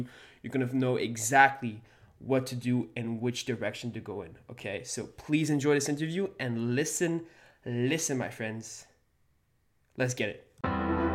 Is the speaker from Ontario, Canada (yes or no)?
no; Montreal, Quebec, Canada; We're both from Montreal, Quebec